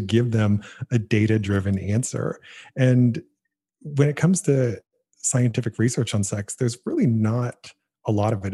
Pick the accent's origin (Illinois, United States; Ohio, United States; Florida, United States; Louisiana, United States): Ohio, United States; Canton; my hometown, Canton, Ohio